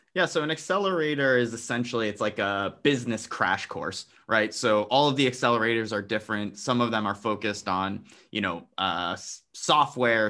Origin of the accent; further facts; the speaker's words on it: New Jersey, United States; I was born and raised in New Jersey.